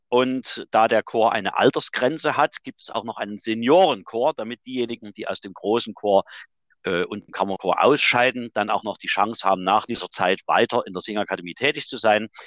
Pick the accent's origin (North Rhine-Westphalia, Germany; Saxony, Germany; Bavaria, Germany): Saxony, Germany; Chemnitz; Ich bin 1958 in Chemnitz geboren.